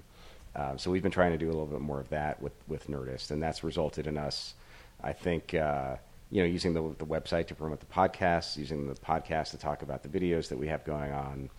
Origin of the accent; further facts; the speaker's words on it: Fort Lauderdale, Florida, United States; moved away; I grew up in Fort Lauderdale